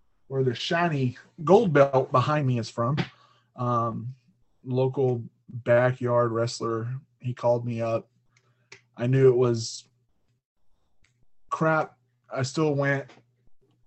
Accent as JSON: {"language": "English", "region": "Arkansas", "country": "United States", "tie": "born or raised there", "also_born_or_lived": "Missouri", "moved": "yes", "lives_now": "Lawrence, Kansas, United States", "said": "I'm 32. I grew up in Arkansas"}